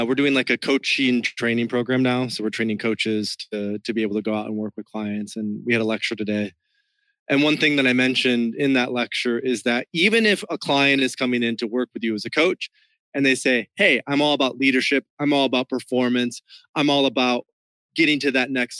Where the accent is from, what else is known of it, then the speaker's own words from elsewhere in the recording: West Michigan, United States; now in Miami, United States; the culture that I grew up in West Michigan was even more conventional, like super Midwest conventional